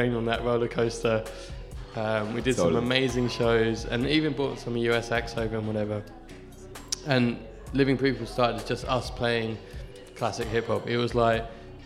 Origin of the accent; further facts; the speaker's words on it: London, United Kingdom; I'm from London originally.